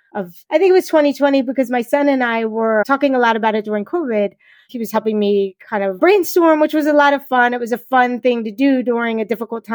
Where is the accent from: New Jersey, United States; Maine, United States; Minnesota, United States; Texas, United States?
New Jersey, United States; I am from New Jersey. I was born in South Jersey and I live in the middle of the state